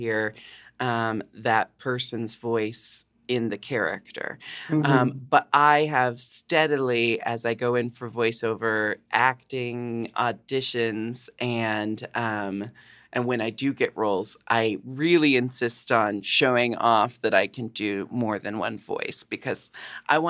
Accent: Portland, Oregon, United States; I grew up in Portland, Oregon

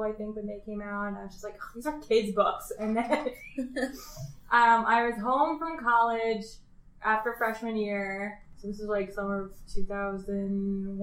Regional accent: Hudson, Ohio, United States; I grew up in Hudson

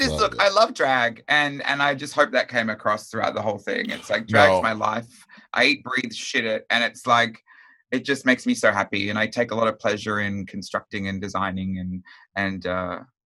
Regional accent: Melbourne, Victoria, Australia; My favorite look is either my hometown Melbourne look, the graffiti one from the first episode

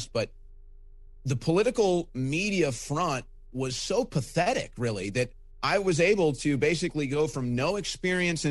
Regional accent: St. Louis, Missouri, United States; my hometown of St. Louis

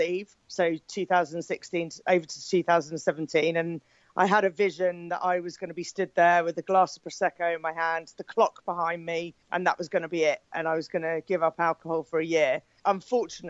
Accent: Poole, South West England, United Kingdom; I'm from Poole in Dorset in the UK

